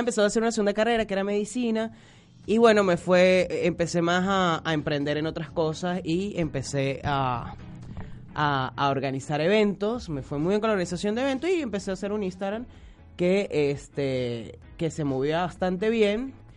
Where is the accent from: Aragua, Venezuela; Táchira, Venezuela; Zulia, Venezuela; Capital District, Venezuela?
Táchira, Venezuela; San Cristóbal; accent: Gocho; moved away as an adult; also born or lived in Korea; now in Buenos Aires, Argentina; yo soy Gocho de San Cristóbal, viví hasta los... 21 eh, años en San Cristóbal